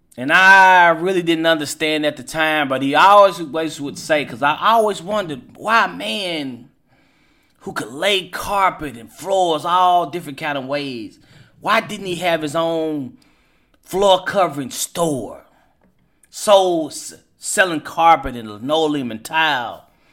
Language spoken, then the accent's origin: English; Hopkinsville, Kentucky, United States; now in Louisville, United States; my hometown of Hopkinsville, Kentucky